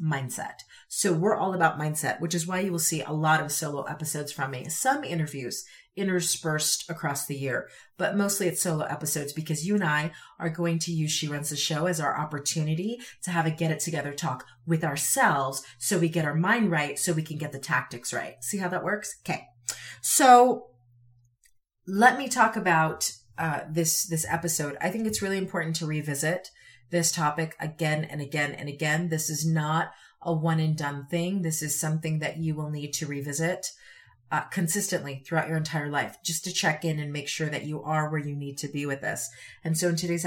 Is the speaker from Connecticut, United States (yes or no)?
yes; Connecticut, United States; also born or lived in Utah; now in Wyoming, United States; growing up in Connecticut